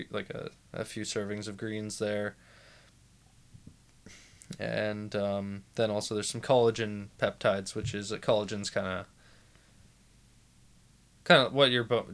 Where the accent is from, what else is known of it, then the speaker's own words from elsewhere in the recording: Vancouver, British Columbia, Canada; I was born in Vancouver in 1996. I grew up in Vancouver.